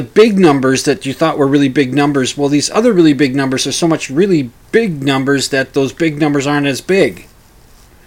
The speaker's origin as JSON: {"language": "English", "region": "Minnesota", "country": "United States", "said": "Catholic upbringing, being a Minnesotan"}